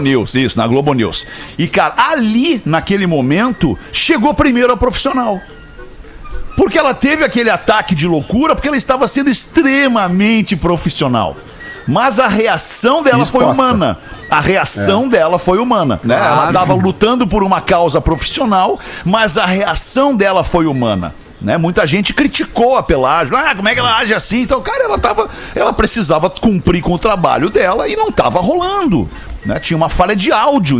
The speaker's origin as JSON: {"language": "Portuguese", "region": "Rio Grande do Sul", "country": "Brazil", "said": "eu sou gaúcho"}